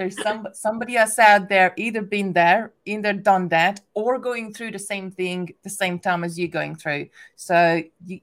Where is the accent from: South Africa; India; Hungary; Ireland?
Hungary; English is a second language; moved away; I'm originally from Hungary, English is my second language